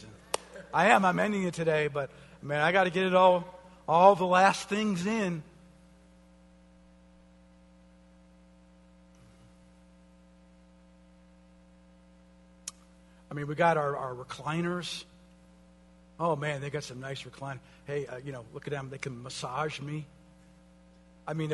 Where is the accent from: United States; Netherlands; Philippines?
United States